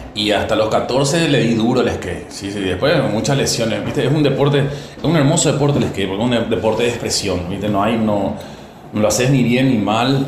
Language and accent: Spanish; Paraguay; now in Argentina; Yo sigo trabajando en mi país